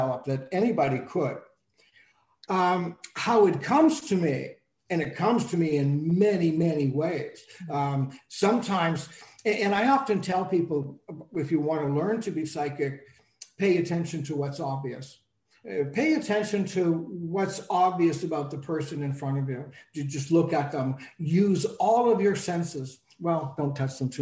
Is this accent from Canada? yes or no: yes; Canada; also born or lived in Toronto; I'm Canadian, so, and I'm in Toronto